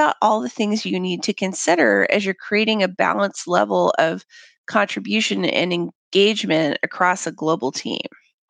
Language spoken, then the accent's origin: English; Papua New Guinea; But that said, I'm a third culture kid. I grew up in Papua New Guinea